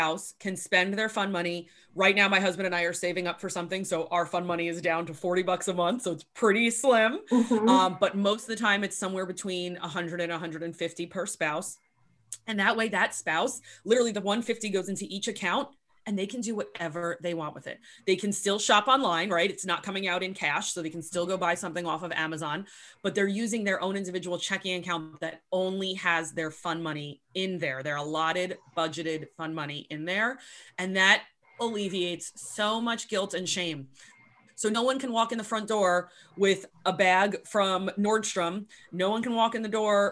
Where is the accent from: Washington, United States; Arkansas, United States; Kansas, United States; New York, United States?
New York, United States; moved away as an adult; also born or lived in San Diego; I grew up in New York. I was still living in New York.